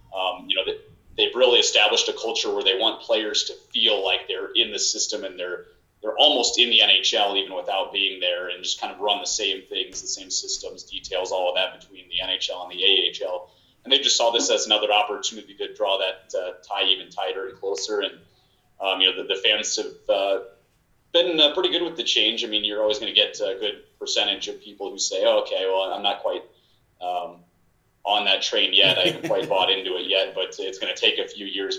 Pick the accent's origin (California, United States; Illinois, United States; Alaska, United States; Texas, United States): Illinois, United States; a couple of hours south of Chicago; I'm from Illinois um, probably you know, a couple of hours south of Chicago